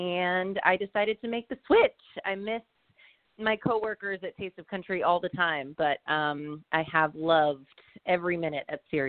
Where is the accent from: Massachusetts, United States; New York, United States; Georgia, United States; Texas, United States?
Massachusetts, United States; Cape Cod; moved away as an adult; now in Nashville, United States; but I am originally from Cape Cod, Massachusetts, and I moved to Nashville in 2008 to go to Belmont University.